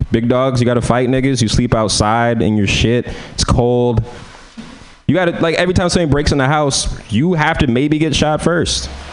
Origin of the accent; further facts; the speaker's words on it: San Francisco, California, United States; I'm from San Francisco